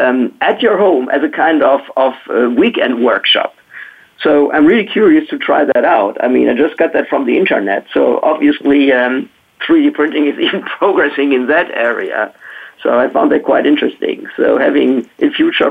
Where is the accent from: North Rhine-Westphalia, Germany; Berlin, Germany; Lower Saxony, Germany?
North Rhine-Westphalia, Germany; Wuppertal; my hometown, which is called Wuppertal